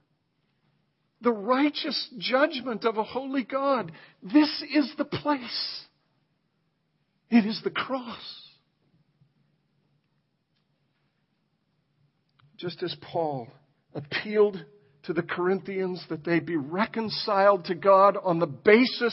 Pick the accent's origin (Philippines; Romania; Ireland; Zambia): Ireland; I'm Irish